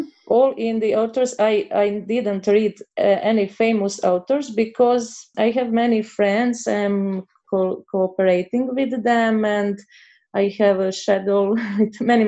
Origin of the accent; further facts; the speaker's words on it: Croatia; English is a second language; I'm from Croatia